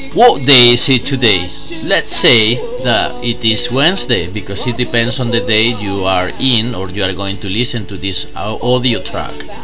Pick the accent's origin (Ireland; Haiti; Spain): Spain; English is a second language; I'm from Spain.